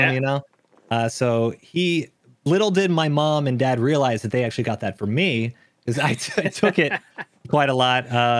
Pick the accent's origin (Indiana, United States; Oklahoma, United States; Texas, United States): Texas, United States; accent: international American accent; Kind of all over the world. Yeah. I say I kind of grew up in Texas. A lot of people know, you know, I say y'all. I don't have the thickest of accent.